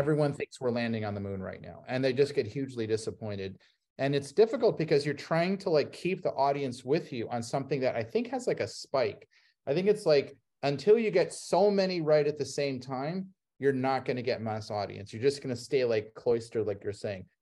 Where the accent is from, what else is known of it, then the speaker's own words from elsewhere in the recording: Ohio, United States; I grew up in Ohio